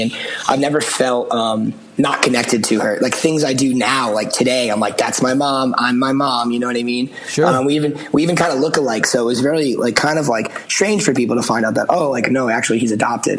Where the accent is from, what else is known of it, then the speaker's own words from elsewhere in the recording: outside of Boston, Massachusetts, United States; I grew up outside of Boston